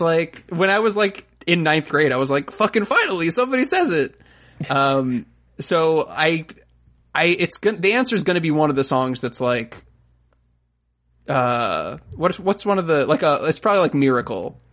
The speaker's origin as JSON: {"language": "English", "region": "Florida", "country": "United States", "said": "I'm from Florida"}